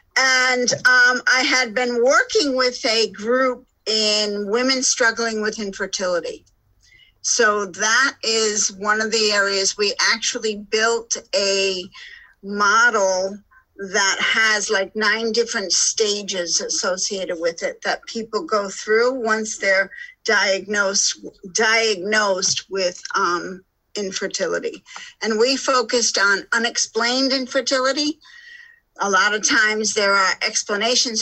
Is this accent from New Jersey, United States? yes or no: no; Rhode Island, United States; moved away; also born or lived in Alaska / Boulder, Colorado / Park City, Utah / Lake Tahoe; I'm originally from Rhode Island. So this is my home. I actually live on a boat and I walk the same streets that I walked when I was six.